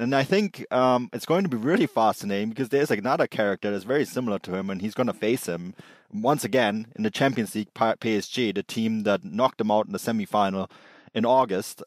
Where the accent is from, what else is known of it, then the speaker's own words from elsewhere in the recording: Munich, Bavaria, Germany; I grew up in Munich. Uh, Munich is, is where, is still my home. I still call it my hometown